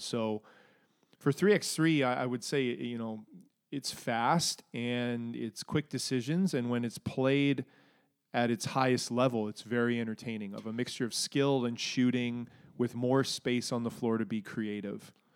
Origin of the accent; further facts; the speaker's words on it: Alberta, Canada; my growing up in Alberta ness